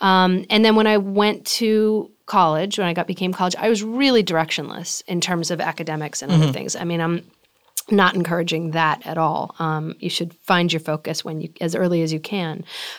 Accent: Boston, Massachusetts, United States; It was also a pleasure to work in my hometown, which as a kid growing up was, I mean, the thought of that was just far-fetched and ridiculous. There was never going to be an opportunity to work on a movie in Boston.

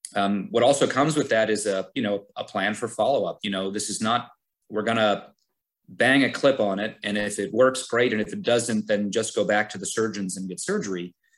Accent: Scranton, Pennsylvania, United States; moved away as an adult; also born or lived in Cleveland, Ohio; now in Hershey, United States; I grew up in Scranton. I, I stayed home for college.

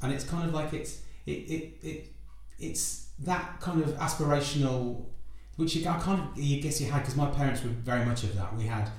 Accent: Wolverhampton, West Midlands, United Kingdom; I'm from the Midlands background as well. Which bit? Wolverhampton.

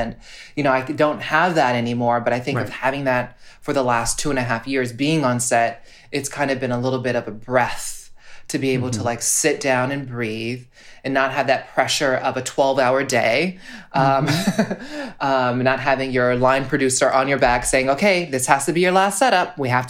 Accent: Honolulu, Hawaii, United States

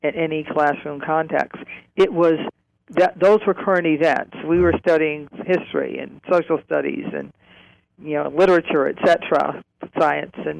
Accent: Cleveland, Ohio, United States; born or raised there

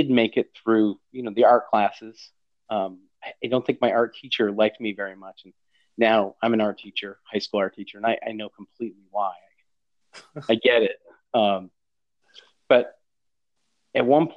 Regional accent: Maine, United States; I'm from Maine

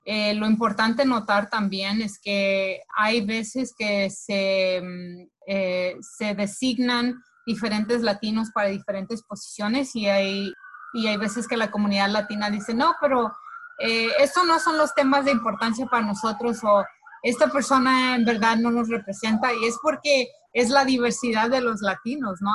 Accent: Colombia; now in United States; los colombianos no somos iguales que los mexicanos

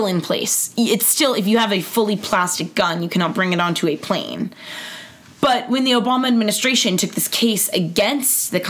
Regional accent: Los Angeles, California, United States; I am from Los Angeles

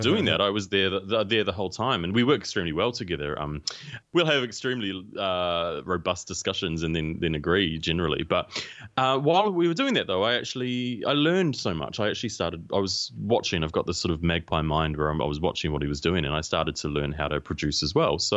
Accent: Whanganui, Manawatū-Whanganui, New Zealand; I grew up in New Zealand. I was born in a small town in New Zealand called Whanganui

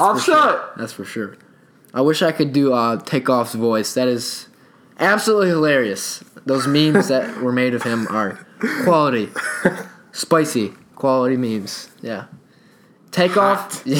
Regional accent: Atlanta, Georgia, United States; We're from North Atlanta too, so you know we're just like you guys.

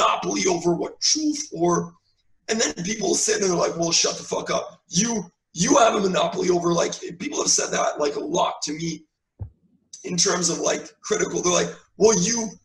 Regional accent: Canada; as a Canadian

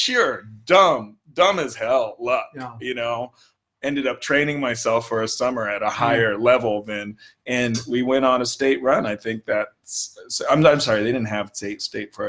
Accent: Hawaii, United States; as Hawaiian kids, you know, kids out in Hawaii

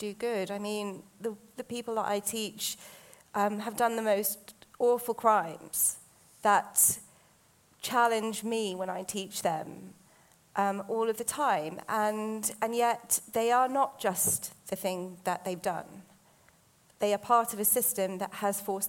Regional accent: United Kingdom; I'm British Asian

